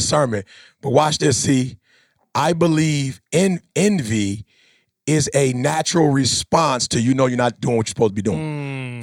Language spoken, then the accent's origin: English; Chicago, Illinois, United States; I'm from Chicago